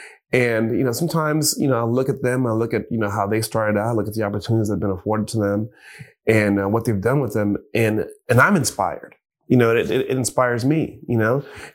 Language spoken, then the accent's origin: English; Jamaica; But it wasn't before long that I started appreciating just living, you know, being Jamaican, just living and appreciating the smaller things